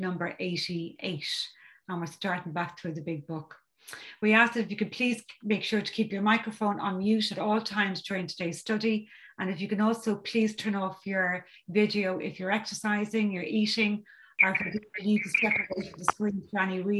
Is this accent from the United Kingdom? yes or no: no; County Dublin, Ireland; I'm from County Dublin in Ireland